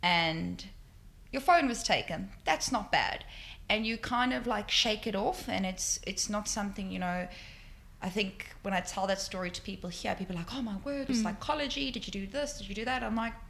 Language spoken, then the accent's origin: English; Johannesburg, Gauteng, South Africa; moved away as an adult; now in Sydney, Australia; growing up in South Africa